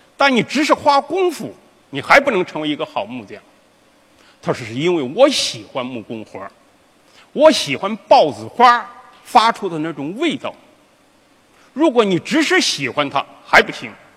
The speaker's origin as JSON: {"language": "Chinese", "town": "Yanjin", "region": "Henan", "country": "China", "tie": "born or raised there", "said": "我的老家是河南省延津县王罗乡西老道村"}